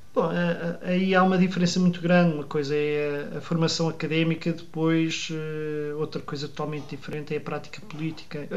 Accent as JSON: {"language": "Portuguese", "town": "Odivelas", "region": "Lisbon", "country": "Portugal", "tie": "born or raised there", "said": "eu cresci em Odivelas, um ambiente eh, tipicamente dos subúrbios de Lisboa"}